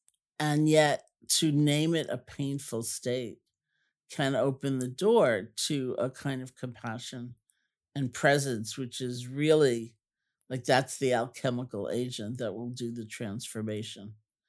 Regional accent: New York City, New York, United States; oh, I grew up in Washington Heights. Like, ooh, you know, you're right around the corner.

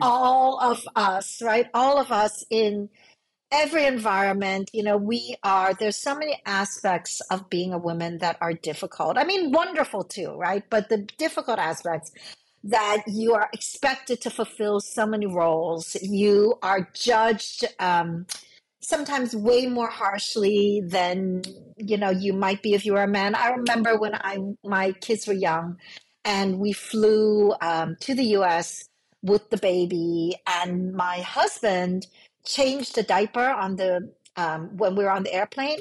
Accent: New York City, New York, United States; born or raised there; English is a second language; also born or lived in Hong Kong

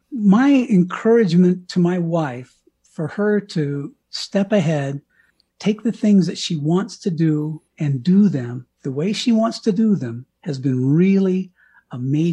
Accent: Bangor, Maine, United States; there's a picture on the front page of my hometown newspaper of me kissing the ground in Bangor, Maine.

